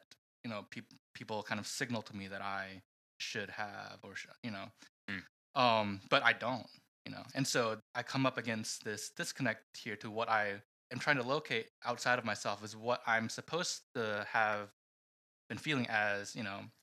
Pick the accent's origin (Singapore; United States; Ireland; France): Singapore; also born or lived in Philippines; I was born in the Philippines, but I moved to Singapore at a very young age, and so my parents were also immigrants to Singapore